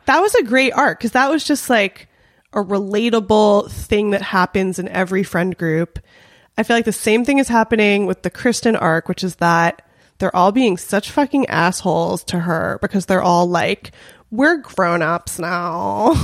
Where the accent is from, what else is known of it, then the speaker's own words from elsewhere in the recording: Los Angeles, California, United States; I grew up in North Hollywood, uh, in an area that I think we're technically in Valley Village